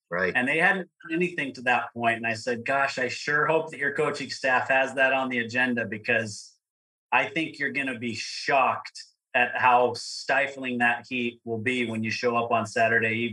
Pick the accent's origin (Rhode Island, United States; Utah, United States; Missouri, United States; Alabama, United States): Utah, United States; Provo; I grew up in Provo, Utah, which is where Brigham Young University is.